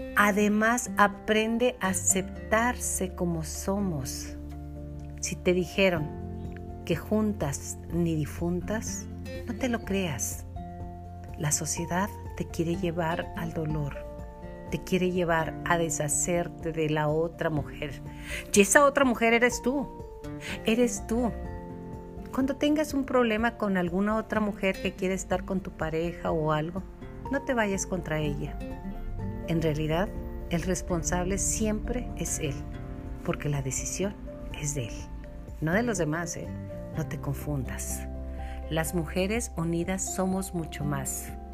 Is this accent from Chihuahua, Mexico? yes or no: yes; Chihuahua, Mexico; accent: norteño; nosotros ya hablamos como tipo norteño, mi linda. Bueno, así hablamos en Chihuahua